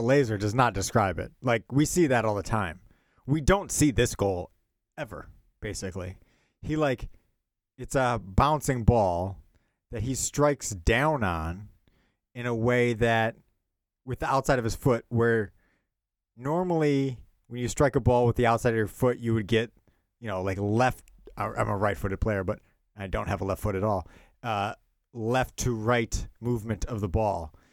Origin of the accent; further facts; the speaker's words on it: Milwaukee, Wisconsin, United States; moved away; also born or lived in Philadelphia; growing up in Milwaukee